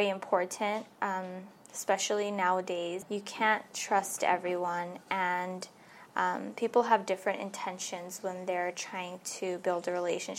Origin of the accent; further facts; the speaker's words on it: Los Angeles, California, United States; I grew up here in LA. I was born in Hollywood, and I lived in Valley Glen for all my life.